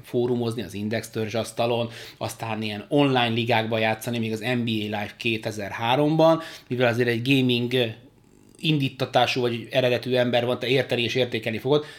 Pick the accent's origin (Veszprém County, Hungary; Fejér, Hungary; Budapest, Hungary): Budapest, Hungary; moved away as an adult; now in Berkenye, Hungary; itt nem sokkal messze tőled az országbíró lakótelepen nőttem föl